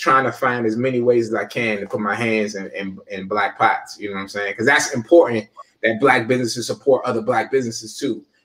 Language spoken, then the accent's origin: English; Forestville, Maryland, United States; I'm from Fordsville, Prince George's County